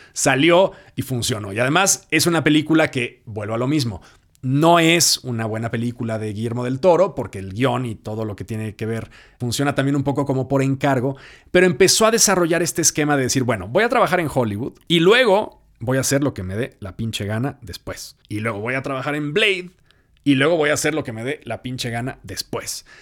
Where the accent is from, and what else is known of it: Mexico